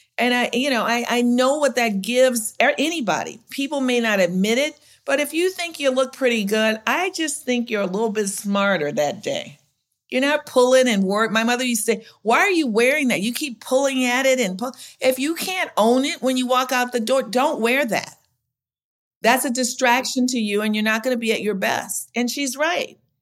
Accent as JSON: {"language": "English", "region": "Louisiana", "country": "United States", "moved": "yes", "lives_now": "Chicago, United States", "said": "I'm from Louisiana"}